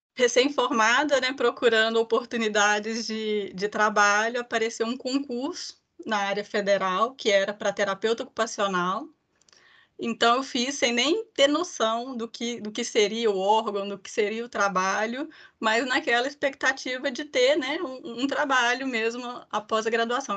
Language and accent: Portuguese; Ipatinga, Minas Gerais, Brazil; eu sou mineira de Patinga